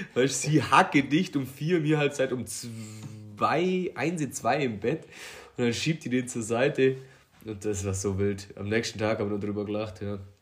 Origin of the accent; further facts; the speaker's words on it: Allgäu, Germany; bei uns in Allgäu